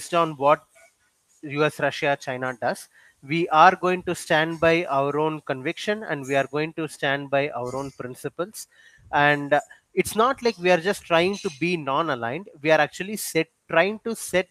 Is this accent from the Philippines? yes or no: no; India; as an Indian